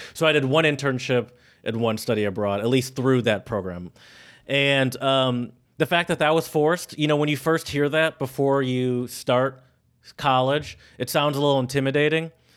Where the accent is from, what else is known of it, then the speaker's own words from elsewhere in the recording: Michigan, United States; we're from Michigan. That. We have all the big car companies here in Michigan